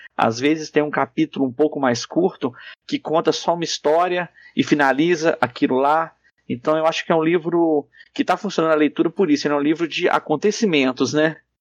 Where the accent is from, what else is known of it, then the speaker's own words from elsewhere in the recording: Muriaé, Minas Gerais, Brazil; a minha infância em Muriaé